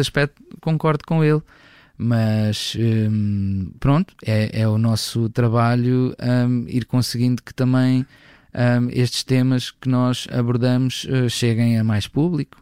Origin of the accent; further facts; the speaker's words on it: Coimbra, Centro, Portugal; venho de Coimbra